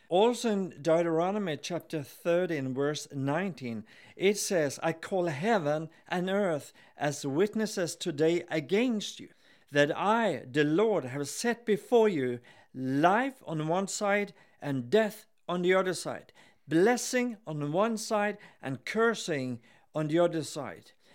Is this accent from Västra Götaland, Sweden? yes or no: yes; Gothenburg, Västra Götaland, Sweden; I'm here with my wife, Helen, and we are from Gothenburg in Sweden